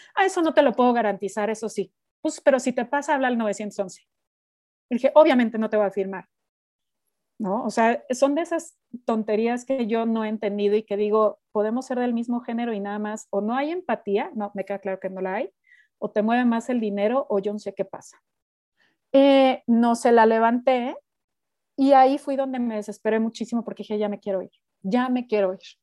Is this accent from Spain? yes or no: no; Mexico; moved away as an adult; also born or lived in United States; yo soy una mexicana muy rara